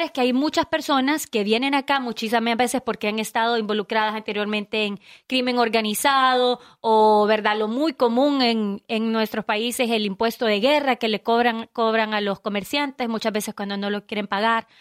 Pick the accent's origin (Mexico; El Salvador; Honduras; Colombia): Honduras; now in United States; 100% hondureña